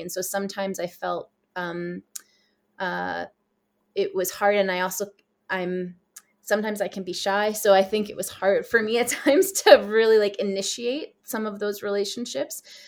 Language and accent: English; East Coast of the States, New York, United States; moved away as an adult; also born or lived in Nepal / South Asia; I grew up, I'm originally from the States, and I grew up on the East Coast of, um, of the States in New York.